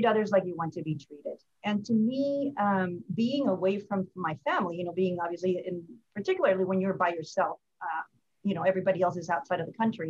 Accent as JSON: {"language": "English", "country": "Guatemala", "tie": "born or raised there", "also_born_or_lived": "California", "moved": "as an adult", "lives_now": "Atlanta, United States", "said": "I am from Guatemala, born and raised"}